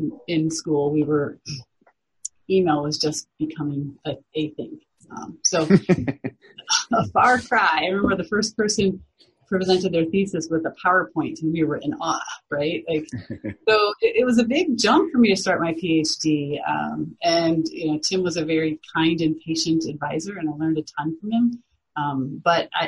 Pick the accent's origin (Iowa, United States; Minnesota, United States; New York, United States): Iowa, United States; moved away; I am from Iowa, the Midwestern part of the United States originally